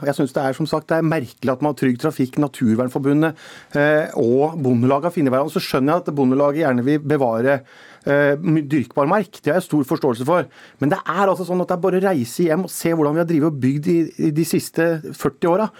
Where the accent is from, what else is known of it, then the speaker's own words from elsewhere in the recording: Telemark, Norway; hjemme i Telemark